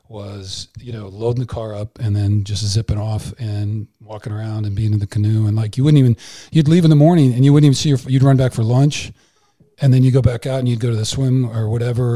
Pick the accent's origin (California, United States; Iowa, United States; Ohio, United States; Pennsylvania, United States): Iowa, United States; I grew up in Iowa